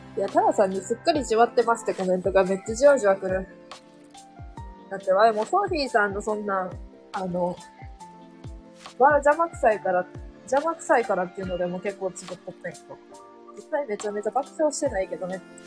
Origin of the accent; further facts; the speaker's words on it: Kansai, Japan; accent: Kansai dialect; 関西弁風なん関西弁風になった